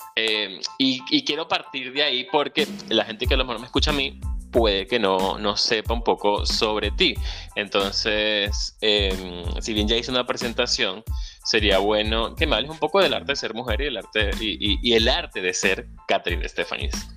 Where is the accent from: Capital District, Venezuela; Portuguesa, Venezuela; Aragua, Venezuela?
Aragua, Venezuela; La Victoria; moved away; Soy venezolano, emigrante, ciudadano del mundo